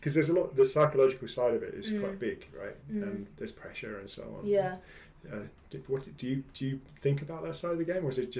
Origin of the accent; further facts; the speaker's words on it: Kent, South East England, United Kingdom; I grew up in Kent